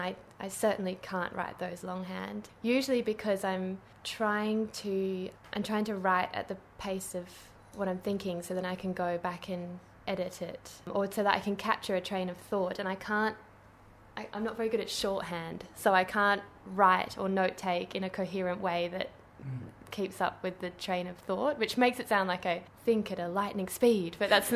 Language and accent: English; Kalamunda, Western Australia, Australia; I grew up in Kalamunda